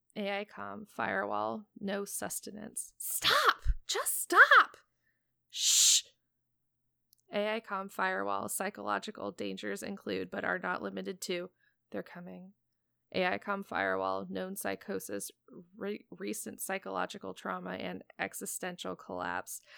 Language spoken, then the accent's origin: English; Portland, United States; my hometown of Portland